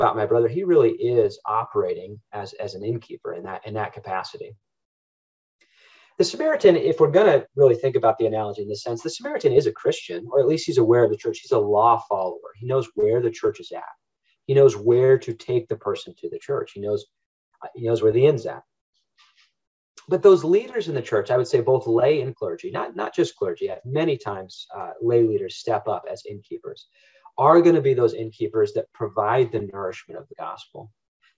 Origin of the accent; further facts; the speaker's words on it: Northern Michigan, United States; We grew up in Northern Michigan